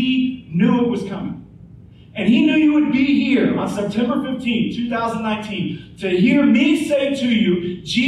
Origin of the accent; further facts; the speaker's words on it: Topeka, Kansas, United States; moved away as an adult; now in Oklahoma, United States; Angie and I, we grew up in Topeka, Kansas, and Tornado Alley, just like Tulsa